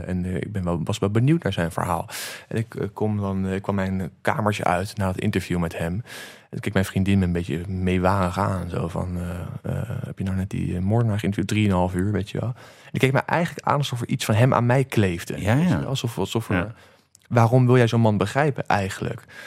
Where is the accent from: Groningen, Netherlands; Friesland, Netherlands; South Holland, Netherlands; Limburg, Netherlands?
South Holland, Netherlands; The Hague; also born or lived in Antwerp / New Zealand; Den Haag, waar ik vandaan kom